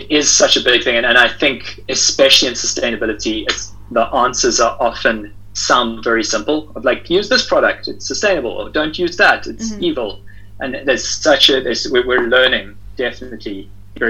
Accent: South Africa; I'm from South Africa

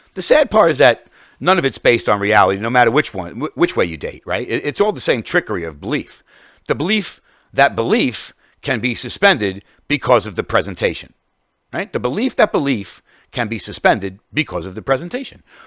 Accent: New York, United States; as a New Yorker

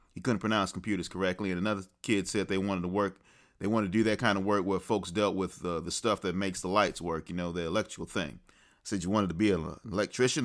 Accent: the South, United States; I'm a child of the South, a Southern gentleman to be sure

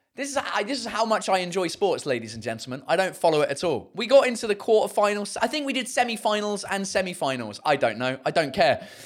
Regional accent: United Kingdom; accent: southern; first language English; now in Paris, France; I have the added value of being British.

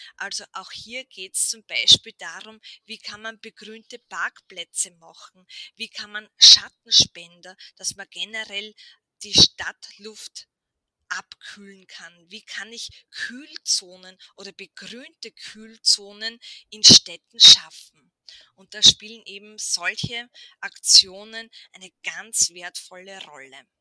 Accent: Burgenland, Austria; bei uns im Burgenland

